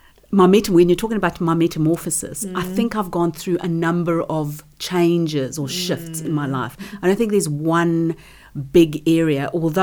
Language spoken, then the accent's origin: English; South Africa; moved away; I had a reasonable business economics teacher back in South Africa. I'm from South Africa.